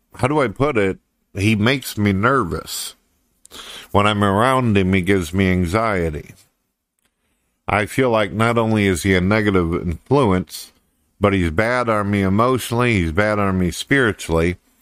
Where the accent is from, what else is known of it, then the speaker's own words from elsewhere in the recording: St. Louis, Missouri, United States; I was born and raised in Saint Louis, Missouri, and then I moved off into the country